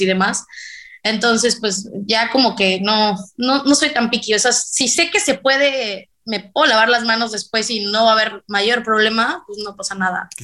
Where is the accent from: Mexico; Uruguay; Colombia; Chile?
Mexico; Veracruz; also born or lived in McAllen, Texas; yo podría haber nacido en Macalén, Texas, pero solamente nací ahí, realmente nadie de mi familia es de ahí, ni muchísimo menos, y, pero pues, yo, yo me considero mexicana 100% y jarocha, pues al 400